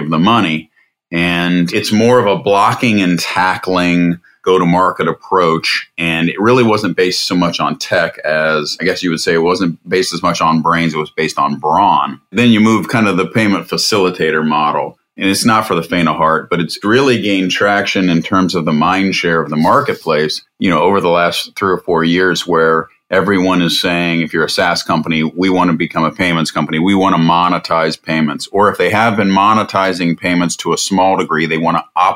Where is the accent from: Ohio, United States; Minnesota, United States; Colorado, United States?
Ohio, United States; Columbus; Born and raised in Columbus, Ohio